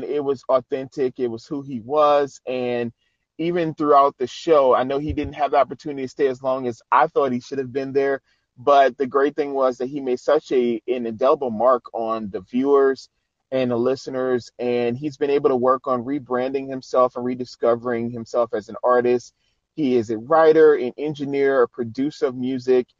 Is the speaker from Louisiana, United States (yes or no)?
yes; New Orleans, Louisiana, United States; he had a church in New Orleans, because that's where I'm originally from.